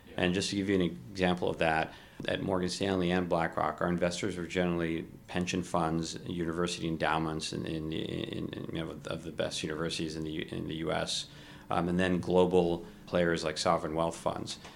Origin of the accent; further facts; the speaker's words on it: Kuwait; moved away; also born or lived in Ohio; I was born in Kuwait